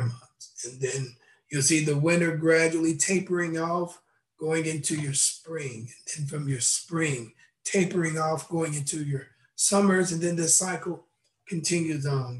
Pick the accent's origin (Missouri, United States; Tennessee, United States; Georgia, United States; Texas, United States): Tennessee, United States; Knoxville; I was uh, born in Knoxville, Tennessee